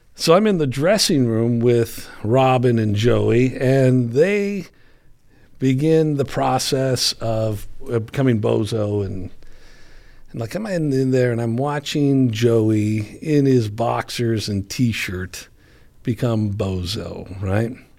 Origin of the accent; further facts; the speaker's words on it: Chicago, Illinois, United States; I grew up in Chicago.